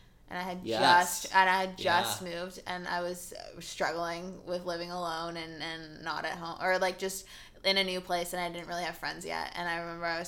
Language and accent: English; California, United States; English is a second language; I grew up very Californian